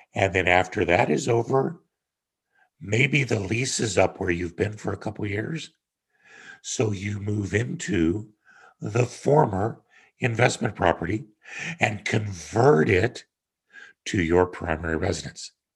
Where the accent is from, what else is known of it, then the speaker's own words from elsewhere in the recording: Kansas, United States; moved away as an adult; also born or lived in Denver, Colorado / Connecticut; growing up in Kansas on my own ranch